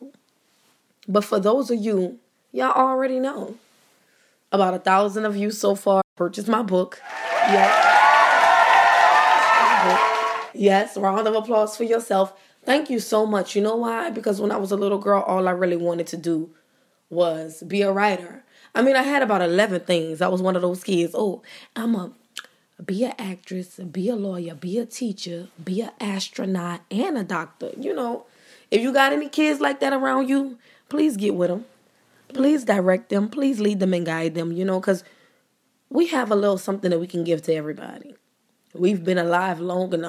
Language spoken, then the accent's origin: English; New Orleans, Louisiana, United States; I'm from New Orleans